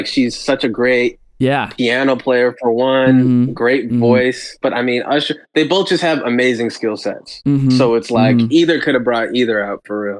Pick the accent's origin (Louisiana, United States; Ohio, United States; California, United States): California, United States; Pomona; I am born and raised in the IE, Inland Empire, which is, like, an hour driving from Los Angeles, the city. Mm. I'm from Pomona, California, really. Pomona. But I'm just so used to telling people I'm from L.A.